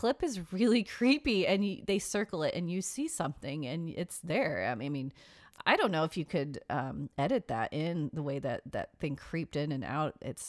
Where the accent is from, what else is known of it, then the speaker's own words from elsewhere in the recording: United States; We're very American.